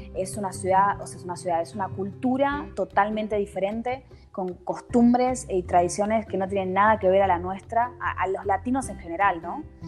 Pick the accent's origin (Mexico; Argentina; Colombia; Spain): Argentina; Buenos Aires; moved away as an adult; now in Switzerland; yo soy de Buenos Aires